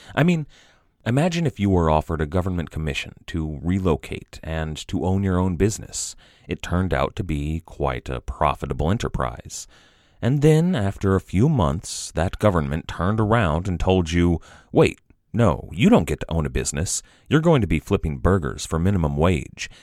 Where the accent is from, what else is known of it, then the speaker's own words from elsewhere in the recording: United States; I'm an American, and my mindset is very rooted in the American experience